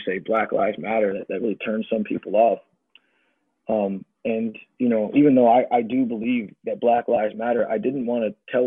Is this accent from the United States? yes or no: yes; United States; I'm this American child